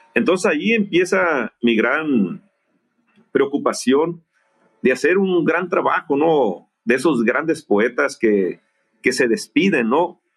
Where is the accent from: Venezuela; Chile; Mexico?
Mexico; Guasave, Sinaloa; moved away; estaba en Guasave, Sinaloa, en, mi ciudad natal